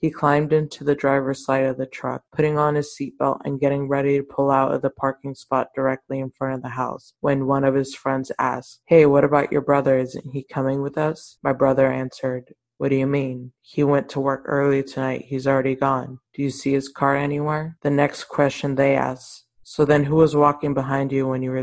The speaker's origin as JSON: {"language": "English", "town": "Mission", "region": "Texas", "country": "United States", "tie": "born or raised there", "said": "I'm from Mission, and a huge thing in Mission was La Lomita Church"}